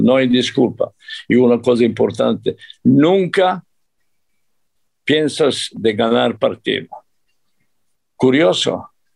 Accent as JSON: {"language": "Spanish", "country": "Serbia", "tie": "born or raised there", "also_born_or_lived": "Mexico", "second_language": "Spanish", "moved": "as an adult", "lives_now": "Qatar", "said": "yo soy yugoslavo, digo yugoslavo, aunque nací en Serbia, aquel tiempo Yugoslavia, pero yo soy yugoslavo, así soy educado"}